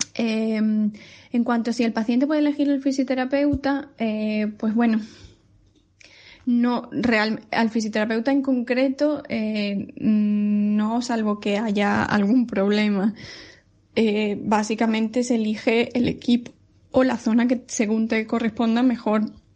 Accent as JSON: {"language": "Spanish", "town": "Seville", "region": "Andalusia", "country": "Spain", "also_born_or_lived": "Ponferrada, Spain", "moved": "as an adult", "lives_now": "Manchester, United Kingdom", "said": "soy sevillana"}